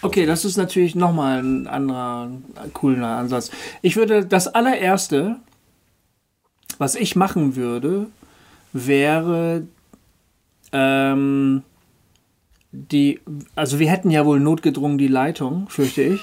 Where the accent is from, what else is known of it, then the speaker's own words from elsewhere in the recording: Bremen, Germany; Hochding, das ist der, der Stadtteil, wo ich herkomme, wo ich ja. aufgewachsen bin, geboren und aufgewachsen